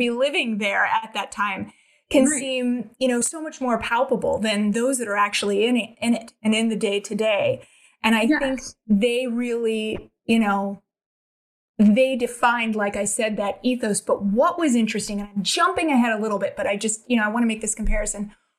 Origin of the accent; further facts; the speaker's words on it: Los Angeles, California, United States; I was born and raised in Los Angeles. I'm a native Angeleno.